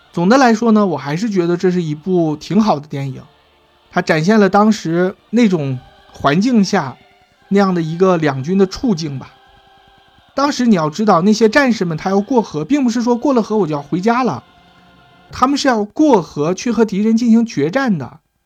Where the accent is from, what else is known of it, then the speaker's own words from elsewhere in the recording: China; 我们中国人